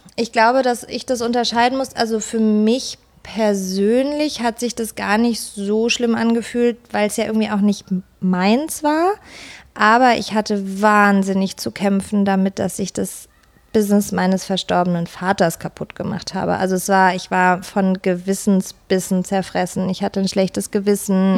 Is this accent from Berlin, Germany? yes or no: no; Pforzheim, Baden-Württemberg, Germany; moved away; also born or lived in Potsdam; ich komme ursprünglich aus Pforzheim, aus der Goldstadt Deutschlands